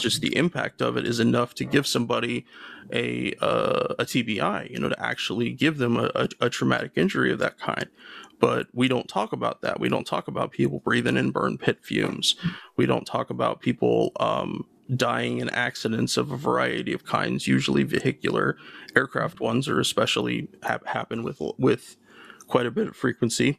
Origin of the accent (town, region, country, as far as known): United States